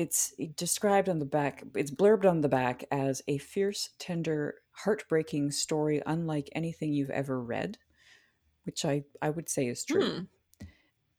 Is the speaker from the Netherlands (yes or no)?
no; Hillsborough, New Brunswick, Canada; now in Montreal, Canada; my hometown of Hillsborough, New Brunswick